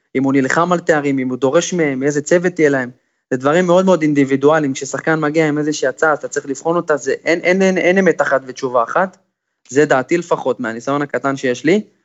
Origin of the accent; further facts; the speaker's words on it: Israel; כשאתה ישראלי בין זרים